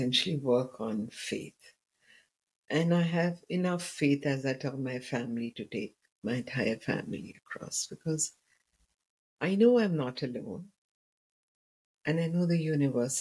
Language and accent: English; India; I come from India